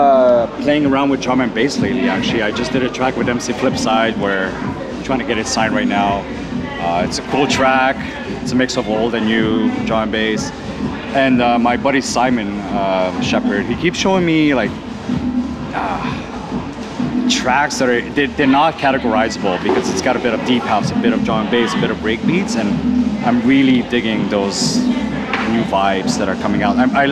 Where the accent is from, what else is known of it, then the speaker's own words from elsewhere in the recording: Ottawa, Ontario, Canada; It's my hometown